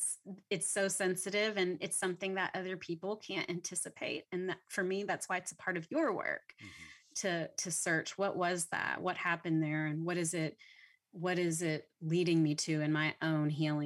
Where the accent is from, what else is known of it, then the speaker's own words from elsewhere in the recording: Louisiana, United States; because I'm from Louisiana, so I didn't even grow up in Texas.